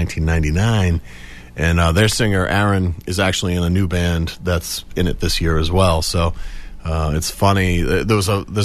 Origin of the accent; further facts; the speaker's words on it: Foxborough, Massachusetts, United States; I grew up in Foxborough. I grew up right behind the stadium.